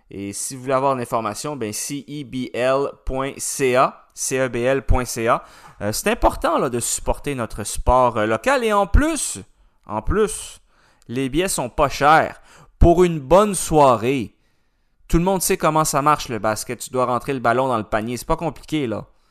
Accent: Canada; on est Canadien quand même

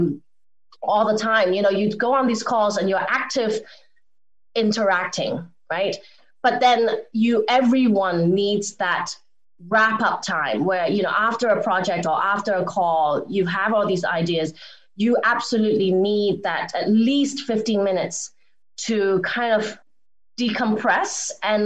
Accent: England, United Kingdom; moved away as an adult; also born or lived in Hong Kong / Boston, United States; now in Los Angeles, United States; I grew up in Hong Kong and in England.

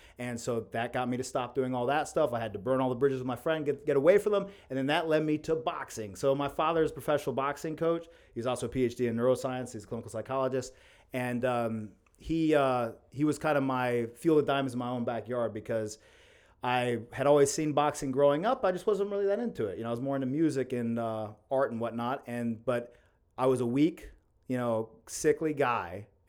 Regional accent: Athens, United States; also born or lived in Mexico; I was born in Athens. I'm an Athens native, and I've lived here my whole life, minus I lived 2 years in Mexico boxing. And yeah, and so just grew up around this town

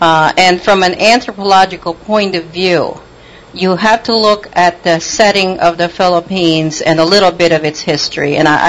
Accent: Connecticut, United States; now in Pennsylvania; I'm actually in Pennsylvania now, but I actually spent my teen years and my college years in Connecticut.

